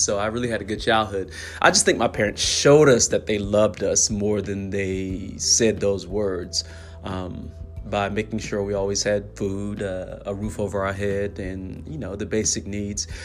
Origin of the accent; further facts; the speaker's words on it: the South, United States; being a lower middle class black family growing up in the South